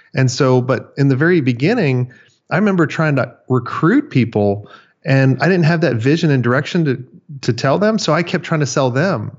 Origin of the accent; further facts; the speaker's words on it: Florida, United States; I grew up in Florida. I grew up on the beach